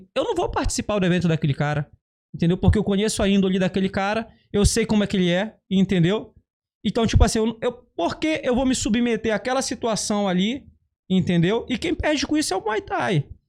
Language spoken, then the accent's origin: Portuguese; Carutapera, Maranhão, Brazil; also born or lived in Belém; now in Rio de Janeiro, Brazil; A minha cidade se chama Carutapera, significa Casa de Homem Branco